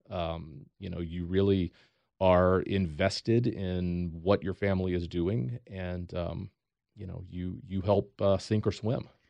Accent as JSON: {"language": "English", "region": "Eastern North Carolina", "country": "United States", "tie": "born or raised there", "said": "draw a line from Norfolk, Virginia to Raleigh, North Carolina. Stop halfway in between. That's where I grew up."}